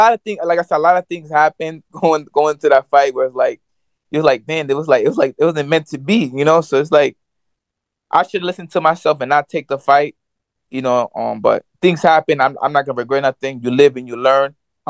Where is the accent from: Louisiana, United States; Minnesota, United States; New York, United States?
New York, United States; I'm from New York.